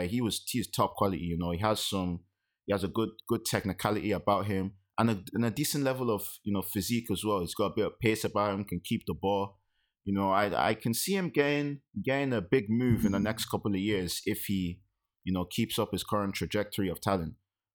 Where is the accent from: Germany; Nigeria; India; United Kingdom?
Nigeria; as a Nigerian.